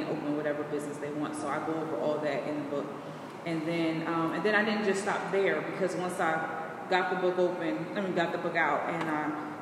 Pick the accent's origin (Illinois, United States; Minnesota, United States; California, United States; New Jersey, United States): New Jersey, United States; Trenton; I'm from Trenton originally. So I come from an urban area where I didn't have money, raised by my grandmother